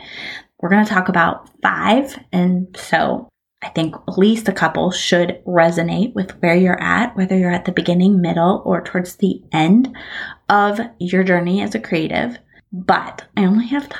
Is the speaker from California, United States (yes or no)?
yes; Bakersfield, California, United States; I grew up in Bakersfield, California